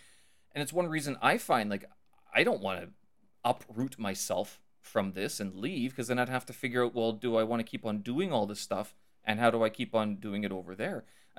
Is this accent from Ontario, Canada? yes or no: no; Winnipeg, Manitoba, Canada; now in China; I'm from Canada, Winnipeg, Canada.